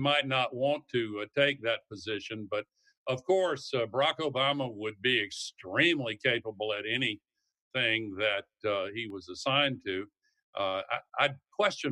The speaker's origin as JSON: {"language": "English", "region": "the South", "country": "United States", "said": "I come from the South"}